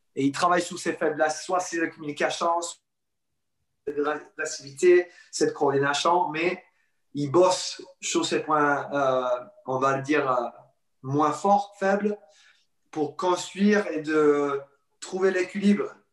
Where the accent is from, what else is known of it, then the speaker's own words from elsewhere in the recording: Sydney, New South Wales, Australia; accent: anglophone; French is a second language; moved away as an adult; now in France; J'ai passé toute ma vie jusqu'à 21 ans en Australie. Euh, Sydney, à bord de la plage. Alors, j'ai grandi euh, sur le côte